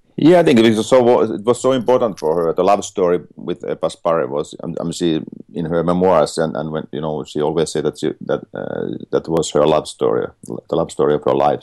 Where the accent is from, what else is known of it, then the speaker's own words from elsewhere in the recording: Finland; I'm from Finland